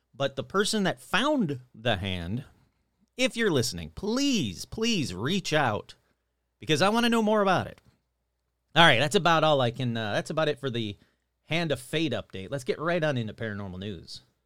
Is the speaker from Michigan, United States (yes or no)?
yes; Michigan, United States; my home state of Michigan